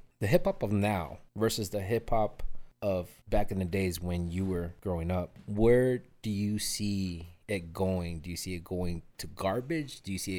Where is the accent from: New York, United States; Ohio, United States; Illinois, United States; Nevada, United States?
Illinois, United States; Chicago; I'm from Humboldt Park, Chicago.